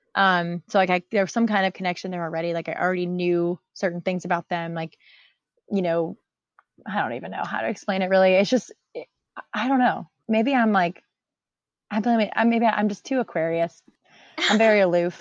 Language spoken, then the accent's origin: English; Tampa, Florida, United States; I'm also from Tampa